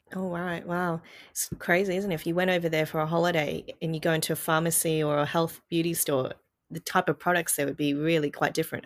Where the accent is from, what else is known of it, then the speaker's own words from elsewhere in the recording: Australia; I'm Asian growing up in Australia as a child